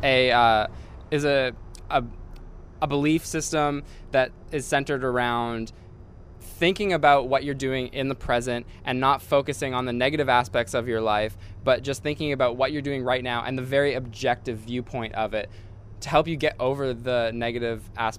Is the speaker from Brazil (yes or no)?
no; Vancouver, British Columbia, Canada; I'm from Vancouver.